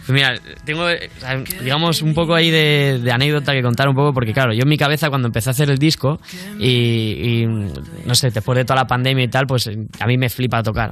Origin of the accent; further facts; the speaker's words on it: Spain; somos de España